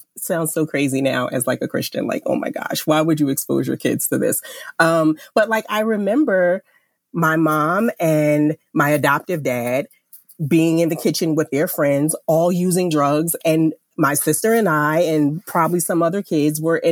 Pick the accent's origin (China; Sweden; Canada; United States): United States; Jersey City, New Jersey; I grew up in Jersey City, New Jersey